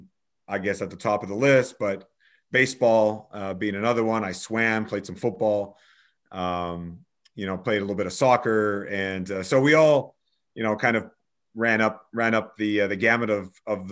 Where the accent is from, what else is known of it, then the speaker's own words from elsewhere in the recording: Quebec, Canada; moved away as an adult; also born or lived in Alberta / Australia; now in British Columbia, Canada; I am Canadian, born and raised in the province of Quebec, which is the French province of Canada